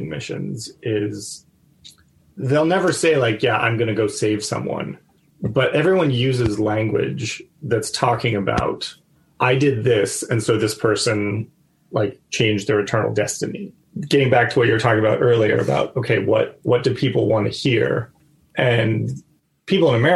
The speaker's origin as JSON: {"language": "English", "country": "United States", "moved": "as an adult", "lives_now": "Myanmar"}